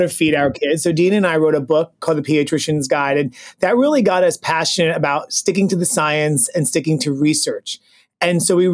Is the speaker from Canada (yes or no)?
no; New York City, New York, United States; moved away as an adult; now in Connecticut, United States; I'm also originally from Brooklyn, New York. I lived there most of my childhood and before going off to college